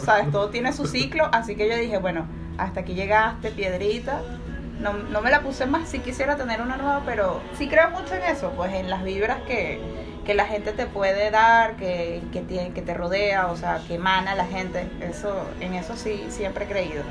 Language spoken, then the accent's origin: Spanish; Caracas, Capital District, Venezuela; moved away as an adult; now in Peru; Vengo de Venezuela, Caracas, la bueno, sí, la ciudad de Caos.